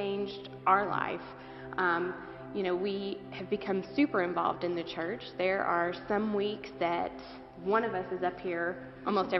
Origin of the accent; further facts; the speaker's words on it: western Kentucky, United States; moved away as an adult; now in Northern Kentucky, United States; we're not from Northern Kentucky originally. We're from the western part of the state